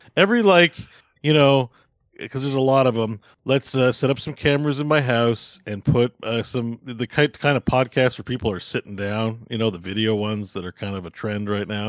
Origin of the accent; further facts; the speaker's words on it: Canada; as a Canadian